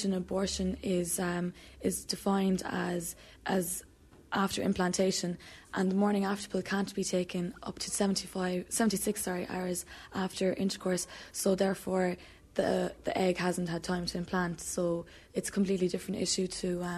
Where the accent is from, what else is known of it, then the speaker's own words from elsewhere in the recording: Cork, Munster, Ireland; also born or lived in Limerick; I'm from Cork, and I'd have to register in Limerick